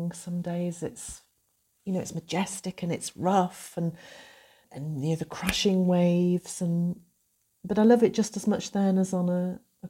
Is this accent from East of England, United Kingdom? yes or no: no; North Wales, United Kingdom; moved away as an adult; I grew up here in North Wales